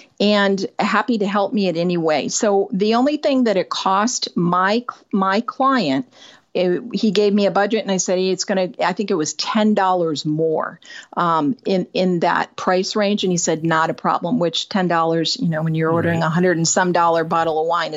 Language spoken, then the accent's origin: English; Northern Michigan, United States; moved away as an adult; also born or lived in California; I moved from Northern Michigan to California shortly after high school, a couple of years after